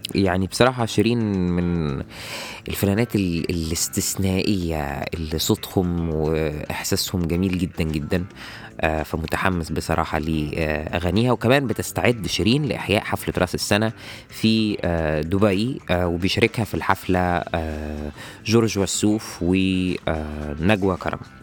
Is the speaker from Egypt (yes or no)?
yes; Egypt; عندنا في مصر